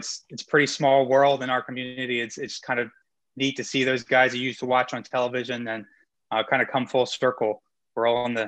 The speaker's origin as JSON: {"language": "English", "town": "Lenoir", "region": "North Carolina", "country": "United States", "tie": "born or raised there", "said": "I mean, I grew up in North Carolina. I moved to Lenoir, as you said, probably when I was in sixth grade or so. I was a Navy brat, so I kind of moved around."}